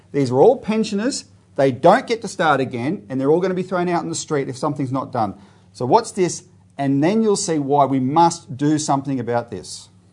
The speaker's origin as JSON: {"language": "English", "country": "Australia", "said": "we as Australian citizens"}